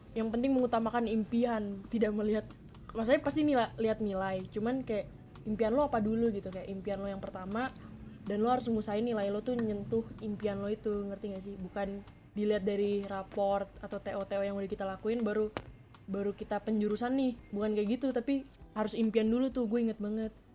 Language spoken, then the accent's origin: Indonesian; Bandung, West Java, Indonesia; moved away as an adult; also born or lived in Surabaya; gue orang Bandung sebenarnya